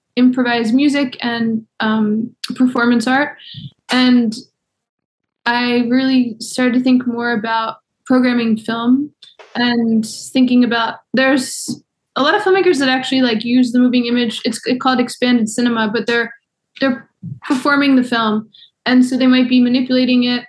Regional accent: Baltimore, Maryland, United States; moved away; also born or lived in New York; I'm from Baltimore, but I moved back in 2009

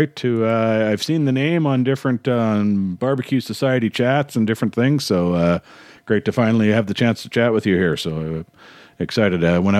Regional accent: Canada; I think as Canadians, seem to have a bit of an inferiority complex sometimes

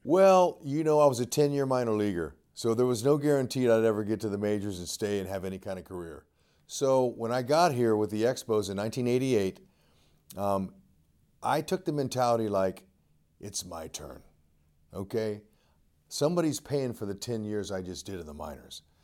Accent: Fresno, California, United States; the great coaching I had growing up in Fresno, California

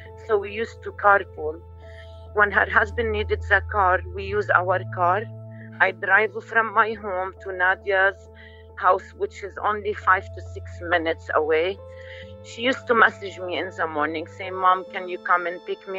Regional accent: Lebanon; moved away; we're originally from Lebanon

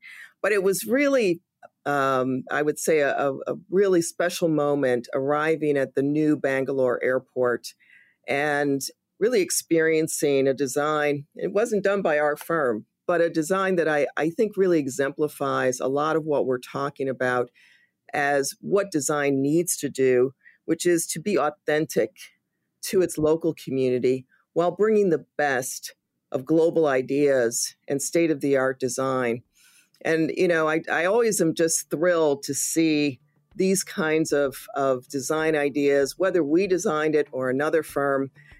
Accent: Chicago, Illinois, United States; I'm from the South Side of Chicago. I know exactly what that looks like

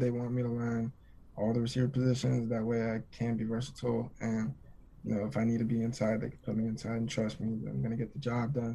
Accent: Twentynine Palms, California, United States; moved away as an adult; also born or lived in Nebraska; Twenty Nine Palms is in the high desert. I live Twenty Nine Palms is about an hour away from Palm Springs

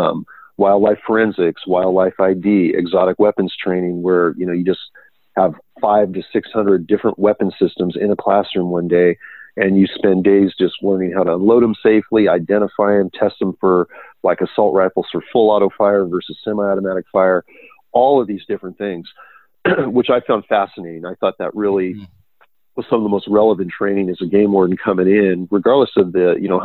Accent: Silicon Valley, California, United States; also born or lived in Temecula, California; I'm from the Silicon Valley. We got state parks here. We got private ranches, and I had grown up in this environment.

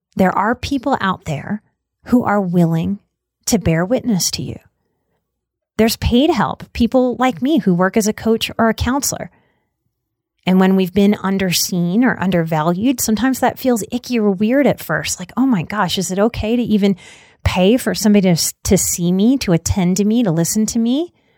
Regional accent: New Orleans, Louisiana, United States; I'm also from New Orleans

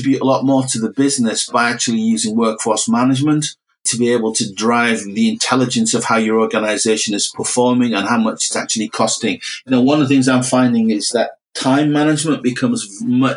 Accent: Middlesbrough, North East England, United Kingdom; I'm from Middlesbrough

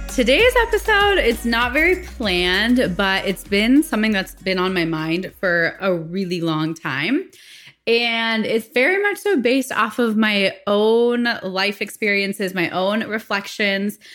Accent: Phoenix, Arizona, United States; I was born and raised in the States, in Phoenix, Arizona

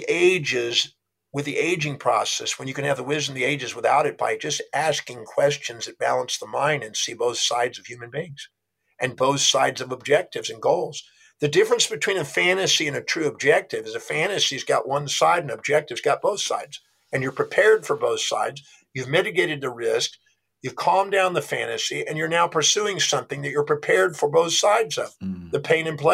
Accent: United States; I was born on Thanksgiving Day in America

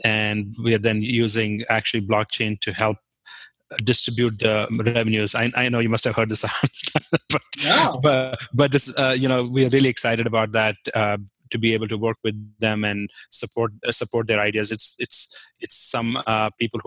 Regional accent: Jammu and Kashmir, India; first language Kashmiri; English is a second language; moved away as an adult; also born or lived in Kent State, Ohio, United States; now in Hudson, United States; I'm from Kashmir

